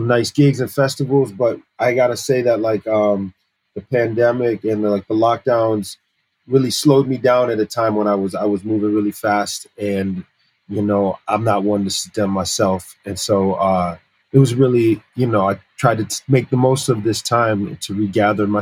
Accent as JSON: {"language": "English", "region": "Massachusetts", "country": "United States", "tie": "born or raised there", "also_born_or_lived": "Paris, France", "said": "I grew up in the States since I was just like a year old"}